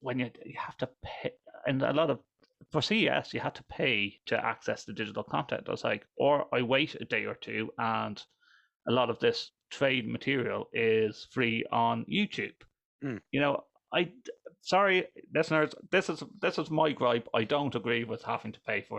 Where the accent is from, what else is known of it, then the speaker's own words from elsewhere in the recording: Ireland; I'm Irish. I'm Irish